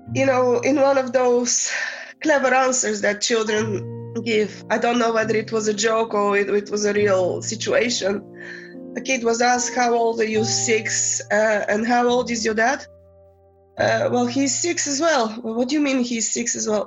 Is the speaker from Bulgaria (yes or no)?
yes; Bulgaria; first language Bulgarian; English is a second language; moved away; I grew up in the 70s, 80s, and I'm from Bulgaria